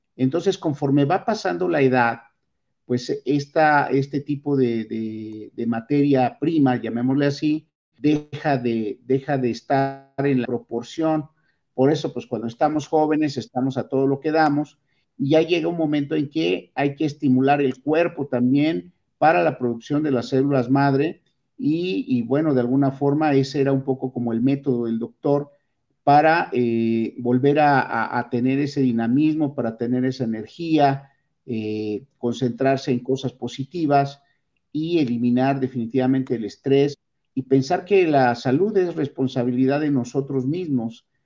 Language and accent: Spanish; Mexico; nuestra dieta como mexicanos